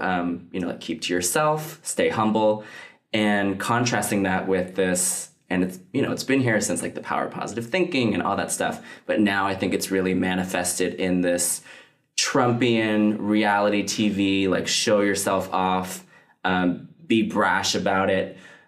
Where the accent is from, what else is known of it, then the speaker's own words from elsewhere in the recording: United States; like I come from, like I'm Chinese American, fourth generation.